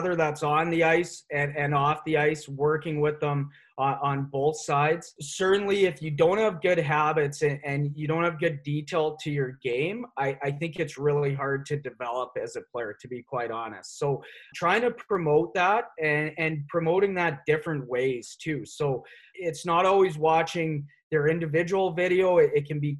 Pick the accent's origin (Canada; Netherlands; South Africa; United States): Canada; Nelson, British Columbia; I'm from the Kootenays, from Nelson